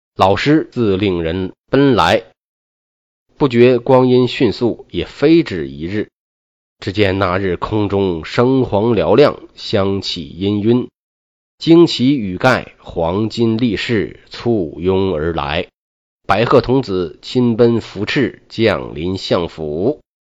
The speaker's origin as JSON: {"language": "Chinese", "country": "China", "said": "我们中国"}